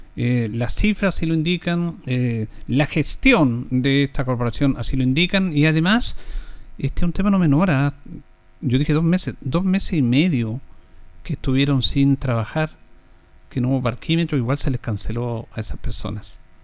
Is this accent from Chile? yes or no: yes; Linares, Maule, Chile; los que somos de Linares